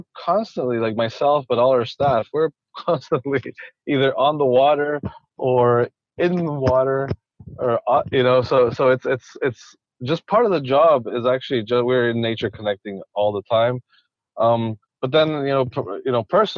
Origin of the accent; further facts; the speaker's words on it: Quito, Pichincha, Ecuador; moved away; I was born and raised in Ecuador